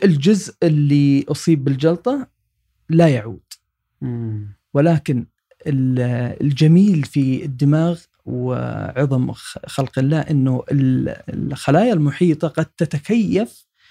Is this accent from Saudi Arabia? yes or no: yes; Saudi Arabia; عندنا في السعودية